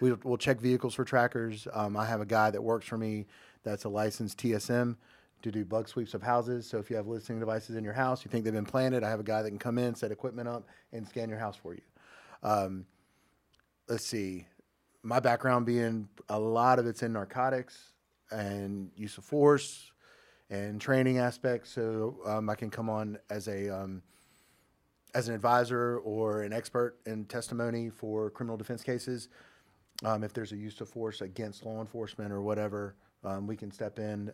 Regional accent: Jacksonville, North Carolina, United States; Born and raised in Jacksonville

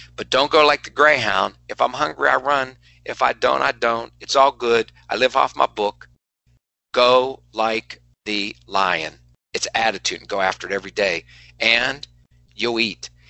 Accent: West Virginia, United States; moved away; I'm from West Virginia

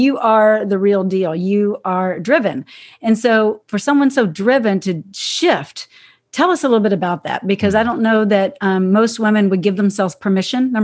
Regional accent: Texas, United States; I grew up in Texas

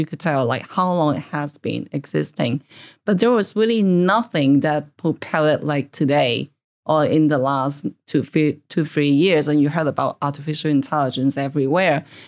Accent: Hong Kong; moved away as an adult; also born or lived in Canada; now in New York, United States; I originally grew up in Hong Kong. I stayed there for about twenty-five years, actually

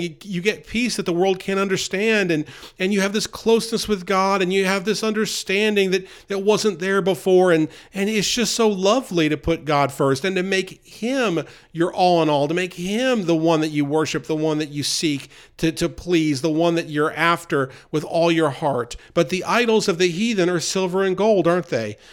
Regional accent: New York, United States; now in the South, United States; growing up near New York City, and now living in the South for many years

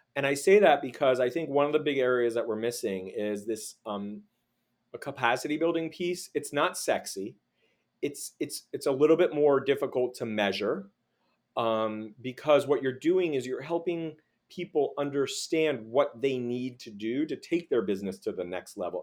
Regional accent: Miami Beach, Florida, United States; moved away; also born or lived in Los Angeles / Washington, D.C.; growing up in Miami Beach, and then living in L A and D C

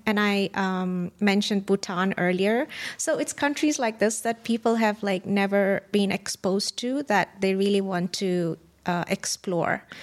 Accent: Kenya; moved away; I was born and raised in Kenya, and we went on safari pretty much all the time

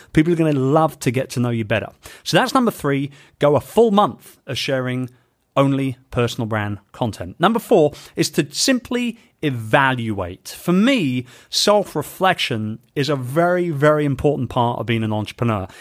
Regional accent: London, United Kingdom; my hometown of London

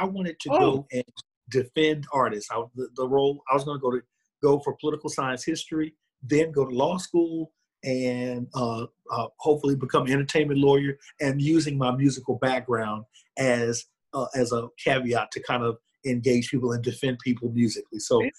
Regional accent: Houston, Texas, United States; I am originally from Houston, Texas, and I'm a graduate of Prairie View A&M University, which is about 45 miles northwest of Houston.

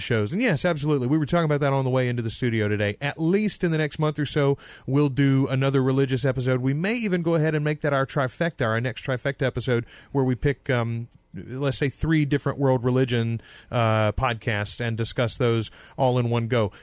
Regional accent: the South, United States; now in Louisiana, United States; we are both colored by uh, the Southern Methodist, the Baptist

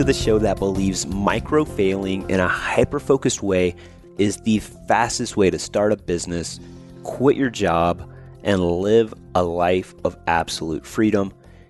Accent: Georgia, United States; So I'm from Georgia, so it's very appropriate.

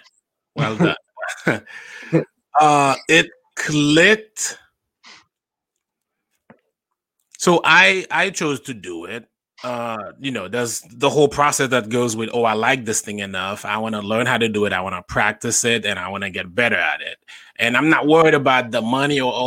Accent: Haiti; now in New York, United States; I grew up in Haiti, born and raised in Haiti. I moved here in 2008.

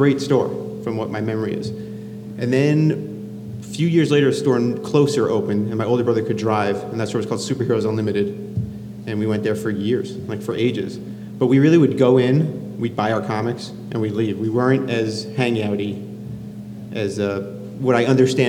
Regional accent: Miami, Florida, United States; I grew up in Miami, Florida.

